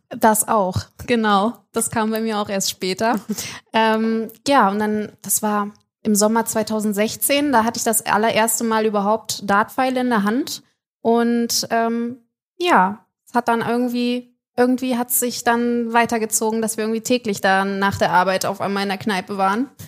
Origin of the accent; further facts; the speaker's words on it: Düsseldorf, North Rhine-Westphalia, Germany; Die längste Theke der Welt, meine Heimat